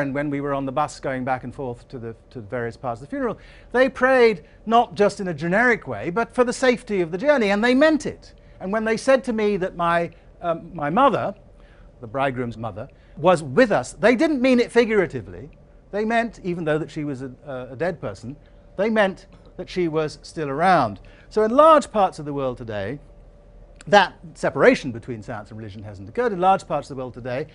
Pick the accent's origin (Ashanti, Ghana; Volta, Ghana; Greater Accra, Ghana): Ashanti, Ghana; Asante; coming into the country that I grew up in, Ghana, the society that I grew, grew up in, Asante